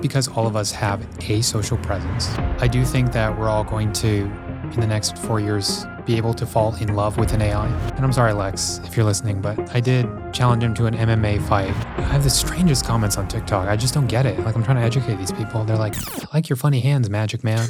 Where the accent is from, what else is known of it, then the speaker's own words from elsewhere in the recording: Houston, Texas, United States; growing up in Houston, Texas